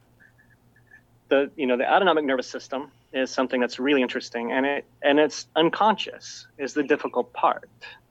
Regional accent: Utah, United States; growing up in Utah

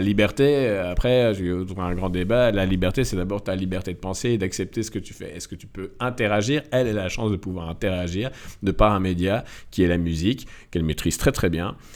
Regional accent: Belgium; also born or lived in Morocco; j'ai quitté la Belgique

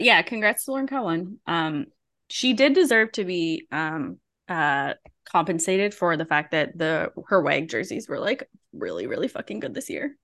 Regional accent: Canada; I was from Canada

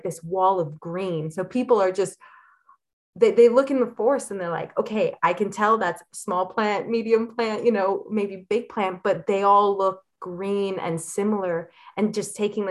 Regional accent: Elliot Lake, Ontario, Canada; I grew up in Elliott Lake, which is a fairly small town

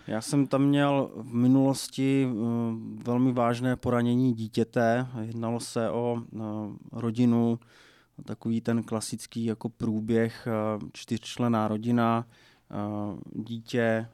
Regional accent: Moravia, Czechia; u nás na Moravě se eh, zavařují okurky

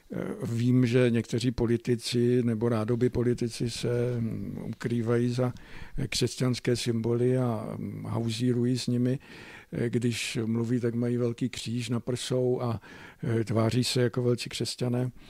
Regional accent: Moravian Slovakia, Czechia; tady u nás na Slovácku

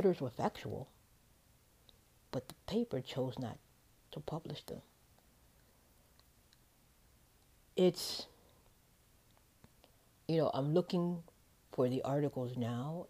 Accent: Chicago, Illinois, United States; moved away; if we come from Chicago

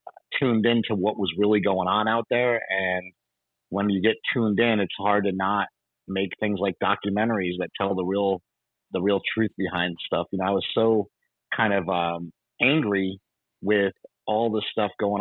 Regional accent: Poughkeepsie, New York, United States; moved away as an adult; I grew up in Poughkeepsie, New York, upstate New York

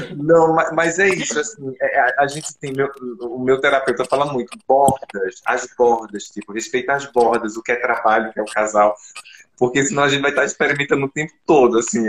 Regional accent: Arcoverde, Pernambuco, Brazil; Sou do interior de, de Arco Verde, sertão

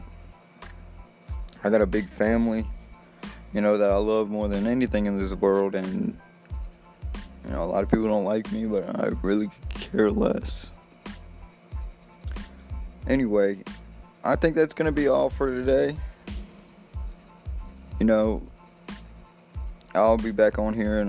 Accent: Mississippi, United States; also born or lived in Slidell, Louisiana; From Mississippi

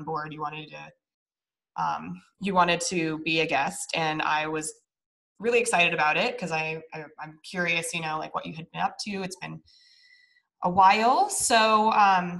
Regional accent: Niwot, Colorado, United States; moved away as an adult; also born or lived in Longmont, Colorado; now in San Diego, United States; she and I are both from this tiny little town in Colorado between Longmont and Boulder off of the 119 called Niwot.

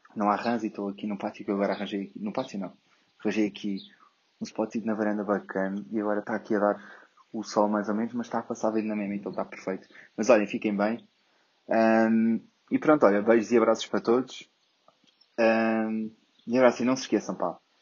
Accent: Portugal; sou português

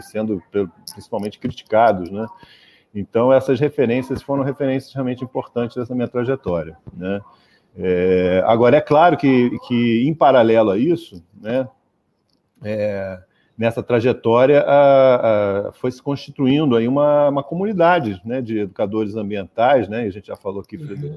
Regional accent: Rio de Janeiro, Brazil; moved away as an adult; also born or lived in Niterói / Nova Friburgo; eu fui criado, eu sou nascido uhum. em Niterói, mas fui criado no Rio de Janeiro

